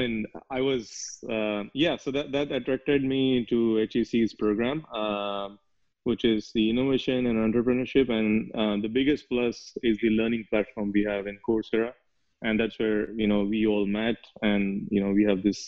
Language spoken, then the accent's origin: English; India; moved away as an adult; now in United States; I'm from India. I was born and I grew up there, but then I moved to US